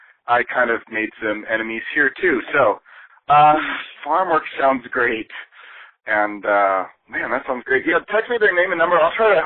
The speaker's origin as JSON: {"language": "English", "region": "Oregon", "country": "United States", "said": "I'm from Oregon. That's pretty much all we do out here, out there."}